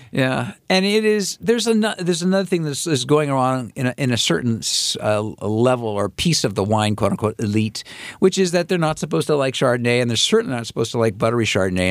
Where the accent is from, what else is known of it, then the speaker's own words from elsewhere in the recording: San Francisco, California, United States; I grew up in San Francisco with the really lousy Giants era